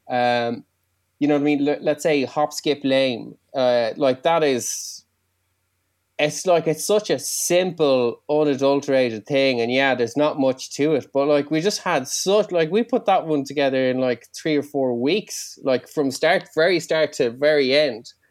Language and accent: English; Ireland; first language Irish; English is a second language; I was raised uh, Irish, my first language